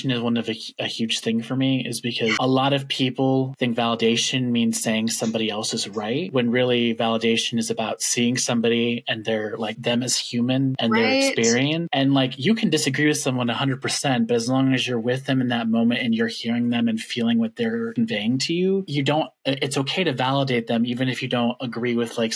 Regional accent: Washington, United States; moved away as an adult; now in Minnesota, United States; I'm from Washington.

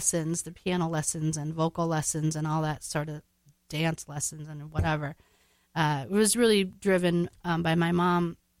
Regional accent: Navarre, Minnesota, United States; I grew up in Navarre, Minnesota.

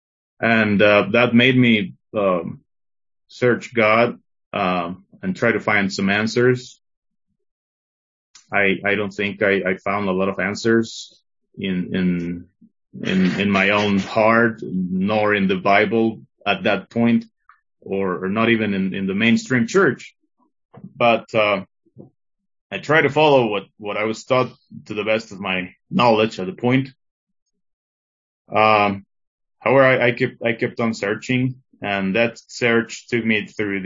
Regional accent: Tlaxcala, Mexico; also born or lived in Mexico City; when I was about 4 to 5 years old, we came to live from Mexico City here to Tlaxcala, to this small state and small city

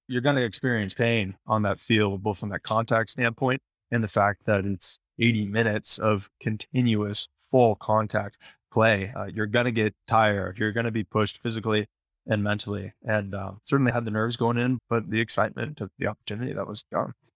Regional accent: Sacramento, California, United States; in Sacramento, where I'm from

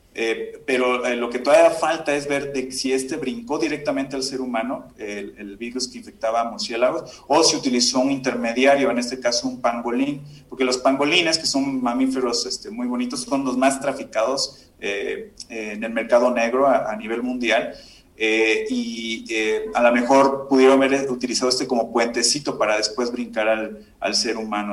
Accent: Córdoba, Veracruz, Mexico; yo soy de, de Córdoba, Veracruz

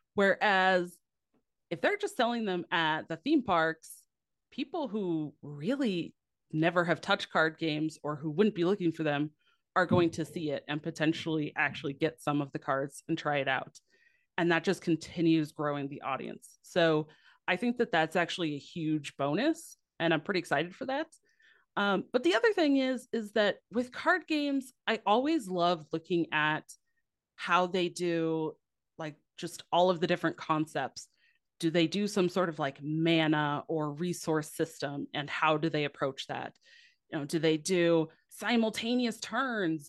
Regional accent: Midwest, United States; I'm from the Midwest

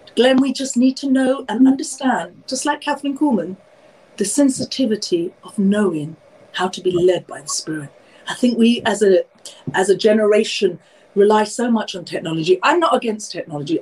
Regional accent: London, United Kingdom; I'm born and raised in London, obviously from Indian heritage

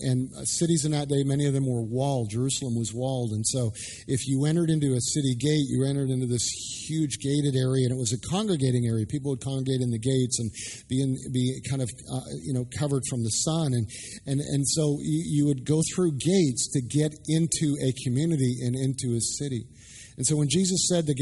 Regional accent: Canada; moved away as an adult; also born or lived in Dallas; I'm Canadian. I grew up playing hockey

